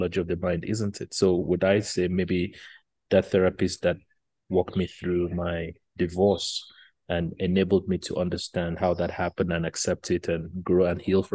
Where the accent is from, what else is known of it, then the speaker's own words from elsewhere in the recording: Nigeria; now in Canada; I'm Nigerian, even though I came to Canada in 2001. We in our Nigerian bubble